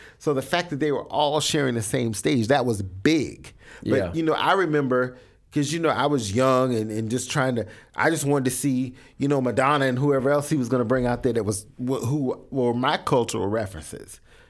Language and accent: English; the South, United States; I grew up in the South